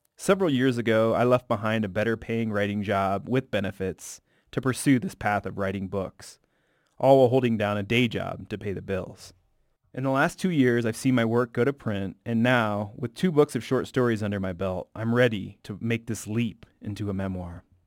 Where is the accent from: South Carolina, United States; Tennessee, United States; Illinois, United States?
Illinois, United States; Bloomington; moved away; my most vivid memories as a kid growing up in the Midwest